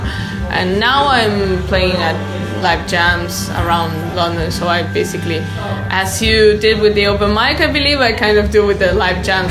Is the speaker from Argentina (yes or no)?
yes; Argentina; moved away; I come from Argentina